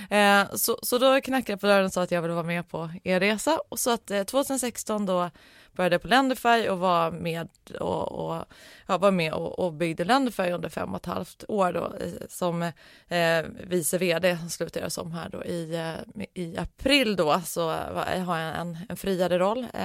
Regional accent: Norrland, Sweden; Ursprungligen så är jag uppvuxen i, i Norrland, men det var ju väldigt länge sedan.

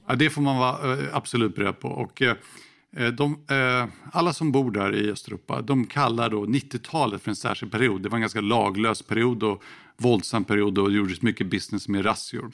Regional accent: Sweden; moved away as an adult; also born or lived in Moscow, Russia / Kyiv, Ukraine; jag är ju svensk och pratar inte flytande ryska.

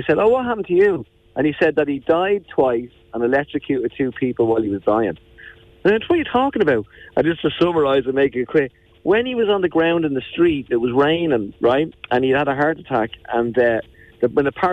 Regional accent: Dublin, Leinster, Ireland; The Wonky-Eyed Boy, which is me growing up in Dublin from the ages of 5 to 15

